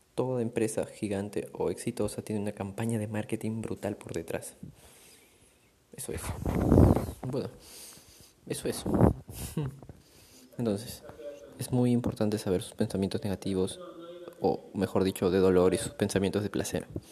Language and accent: Spanish; Chaclacayo, Lima, Peru; Ahorita me encuentro en yendo a Chaclacayo lugar donde yo crecí